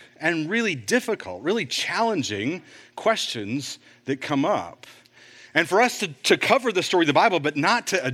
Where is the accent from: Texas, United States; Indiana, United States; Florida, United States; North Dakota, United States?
Texas, United States; Fort Worth; Fort Worth Museum of Science and History. And when I was a kid, my mom worked there in the history department